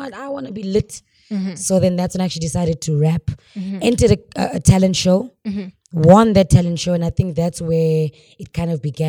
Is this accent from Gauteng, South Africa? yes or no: no; Cape Town, Western Cape, South Africa; first language Xhosa; English is a second language; also born or lived in Mthatha, Eastern Cape; So I was born in Eastern Cape, but bred in Cape Town.